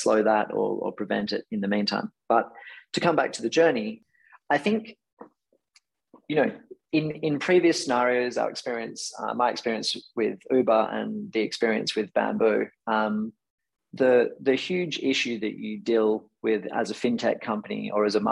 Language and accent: English; Perth, Western Australia, Australia; I was born in Perth.